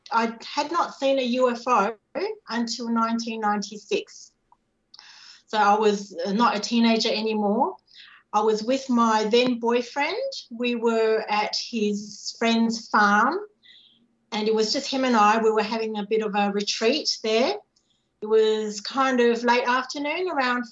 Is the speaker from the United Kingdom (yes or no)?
no; Singapore; I was born in Singapore